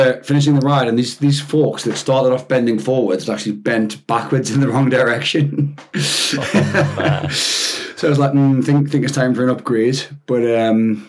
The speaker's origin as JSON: {"language": "English", "town": "Shiremoor", "region": "North East England", "country": "United Kingdom", "tie": "born or raised there", "moved": "as an adult", "said": "I'm from a town called Shiremore, which is, for those who know the metro, it's a stop on the metro. But other than that, it's just a little town, not far from Newcastle. I grew up there for, you know, my whole life, basically, up to the age of 18"}